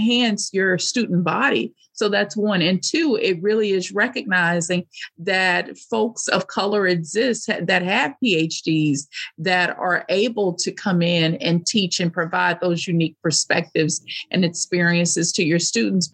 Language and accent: English; United States; as American women